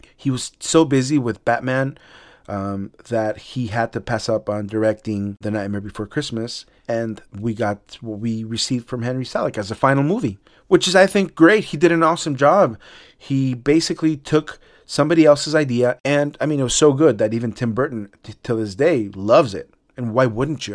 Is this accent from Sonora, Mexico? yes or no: no; Mexico City, Mexico; moved away; y también en México, en el D F, my hometown